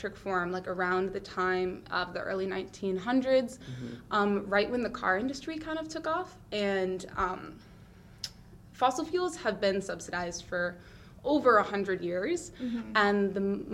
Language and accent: English; Adirondack Park, New York, United States; now in Boston, United States; I grew up in the Adirondack Park, which is the largest state park in the country